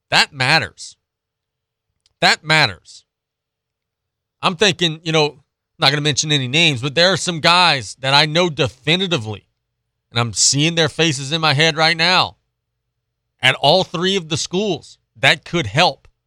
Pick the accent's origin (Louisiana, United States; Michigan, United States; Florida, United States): Louisiana, United States; I ain't from New Orleans. LSU, Louisiana State University. That is my home state flagship university.